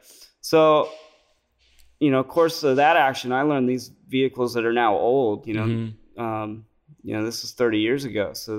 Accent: California, United States; I grew up in the Bay Area taking a city bus to school

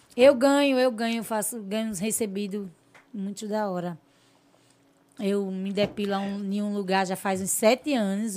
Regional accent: Porto Real do Colégio, Alagoas, Brazil; De Porto Real do Colégio, São Brás, que é tudo colégio, foi onde eu me criei.

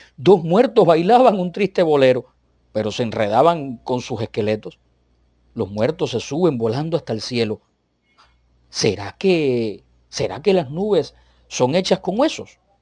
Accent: Cuba; soy cubano. Y bueno, que no soy mexicano ni vivo en México

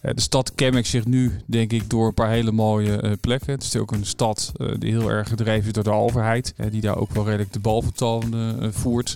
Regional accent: Rijswijk, South Holland, Netherlands; now in The Hague, Netherlands; ik ben dus geboren in Juliana Kinderziekenhuis en opgegroeid in Rijswijk

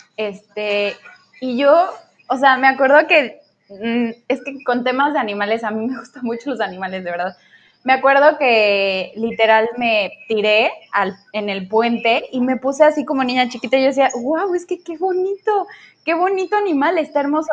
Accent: Querétaro, Mexico; moved away as an adult; now in Cancún, Mexico; yo soy de Querétaro, bueno, yo crecí en Querétaro

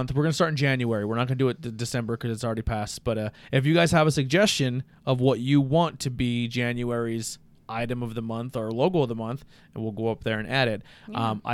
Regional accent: Monty City, Pennsylvania, United States; growing up in Monty City for a long time

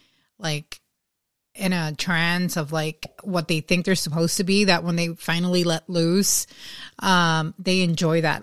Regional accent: Dominican Republic; English is a second language; moved away; we call it in DR like un nacio

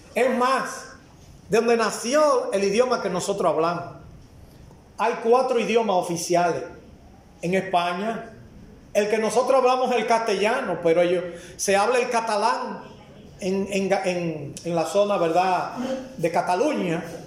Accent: Dominican Republic; como dominicano

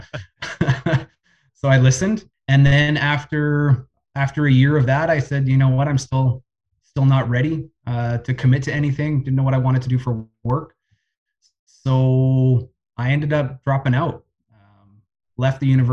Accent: Winnipeg, Manitoba, Canada; Winnipeg boy, born and raised, spent all of my school years here

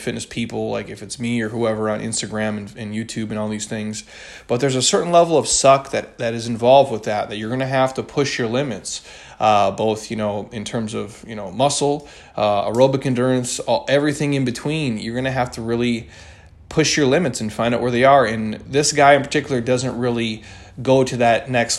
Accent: Midwest, United States; now in Scottsdale, United States; when I was a kid growing up in the Midwest

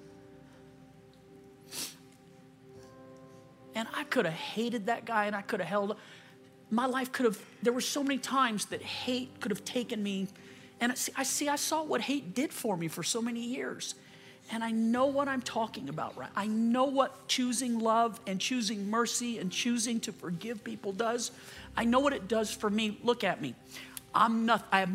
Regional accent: Louisiana, United States; moved away; I'm from Louisiana

